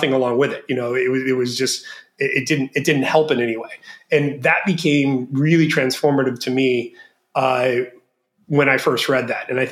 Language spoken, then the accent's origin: English; Florida, United States; moved away as an adult; now in Bangkok, Thailand; I grew up young in Florida